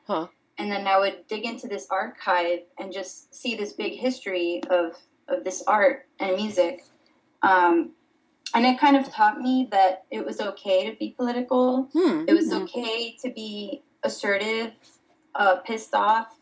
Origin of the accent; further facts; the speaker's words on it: Miami, Florida, United States; also born or lived in Dominican Republic; I was born in the Dominican Republic and raised in Miami, Florida